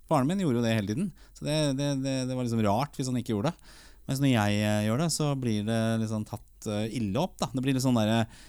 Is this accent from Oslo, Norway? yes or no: yes; Oslo, Norway; Vi vokste opp på Torshov